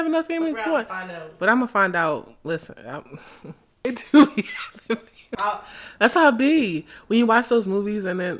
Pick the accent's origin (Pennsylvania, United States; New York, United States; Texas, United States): Pennsylvania, United States; Philadelphia; You know, I come from Philly. I love my city, but it's different here.